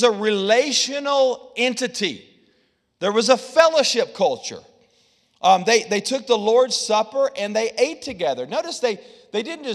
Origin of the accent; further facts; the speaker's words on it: the South, United States; I'm from the South